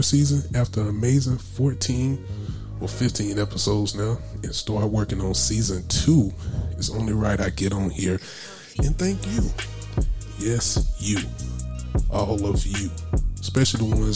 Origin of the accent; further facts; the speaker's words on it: Anderson, South Carolina, United States; my hometown, also of Anderson, South Carolina